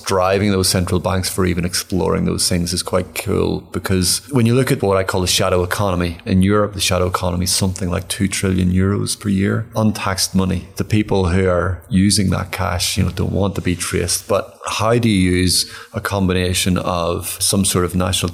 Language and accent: English; Ireland; I'm from Ireland